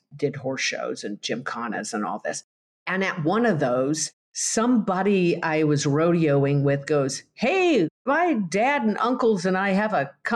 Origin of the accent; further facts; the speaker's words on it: Colorado Rockies, United States; I grew up in the Colorado Rockies on a horse